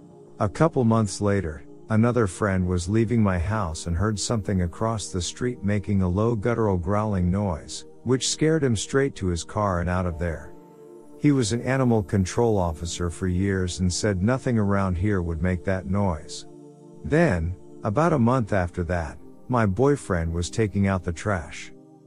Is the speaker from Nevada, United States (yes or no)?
yes; Henderson, Nevada, United States; I'm from Henderson, Nevada.